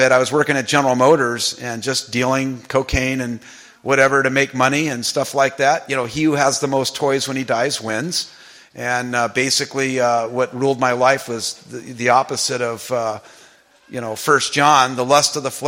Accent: Los Angeles, California, United States; I grew up in Pacoima, which is not too far from here.

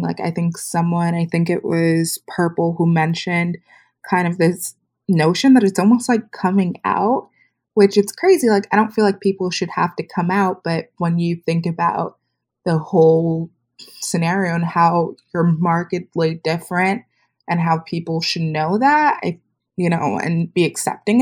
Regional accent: South Florida, United States; I'm from South Florida

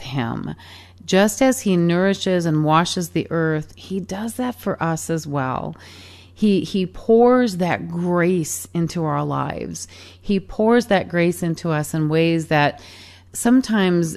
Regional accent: Michigan, United States; as a little kid growing up in Michigan

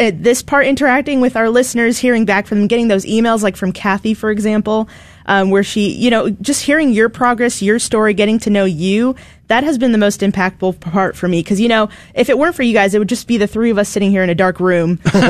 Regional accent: Chicago, Illinois, United States; moved away as an adult; now in Houston, United States; I've been in Houston for the past few years studying college, and now that I'm going to be graduating, I'm going to be going back to my hometown, Chicago.

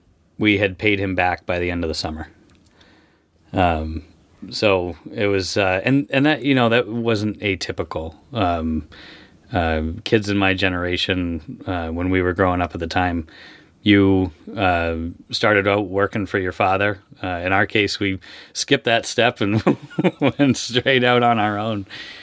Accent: Stonington, United States; I was born and raised in Stonington. I wasn't born there. I was born in a hospital. But I was raised in Stonington in a fishing family.

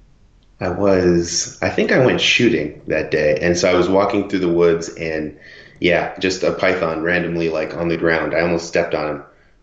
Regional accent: Tampa, Florida, United States; moved away as an adult; now in Panama City, United States; I'm originally from South Florida. Well, I guess I'm from Tampa

